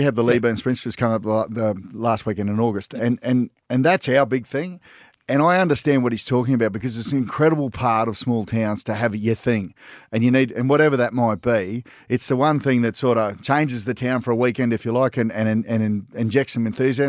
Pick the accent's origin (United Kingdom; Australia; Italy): Australia; being Australian is that we are, by and large, have come from rural backgrounds.